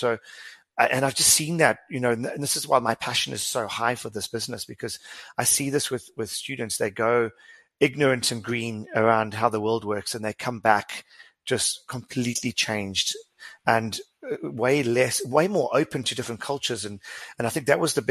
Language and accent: English; South Africa; as a South African